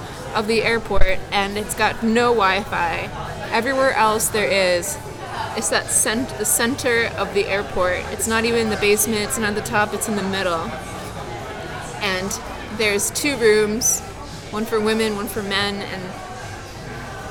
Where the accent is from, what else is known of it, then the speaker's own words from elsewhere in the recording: New York City, New York, United States; I grew up in New York all my life, pretty much. I was born in Hell's Kitchen